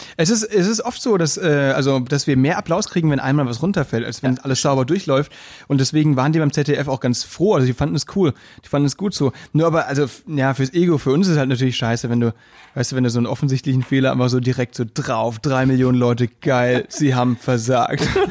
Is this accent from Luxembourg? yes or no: no; Müllheim, Baden-Württemberg, Germany; now in Berlin, Germany; weil ich halt auch vom Land komme. Da weißt du, wenn du dann ein Volksfest hast oder so, Stadtfest bei uns in Müllheim